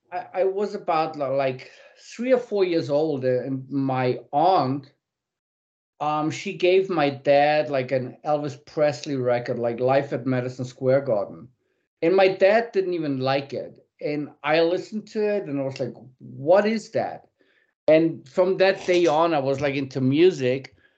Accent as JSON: {"language": "English", "town": "Munich", "region": "Bavaria", "country": "Germany", "tie": "born or raised there", "said": "I was born in Munich"}